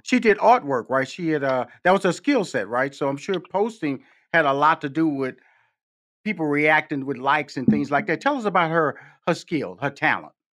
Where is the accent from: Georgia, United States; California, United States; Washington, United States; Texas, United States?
Texas, United States; Houston; I come from Fifth Ward, Texas, six sisters, two brothers. And I remember my parents, you know, we born in, I was born in Houston, Texas